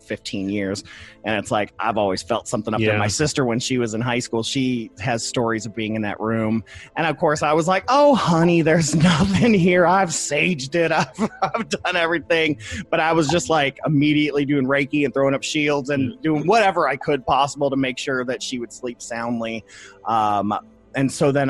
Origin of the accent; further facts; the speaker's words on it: Toledo, Ohio, United States; moved away; went up to my hometown of Toledo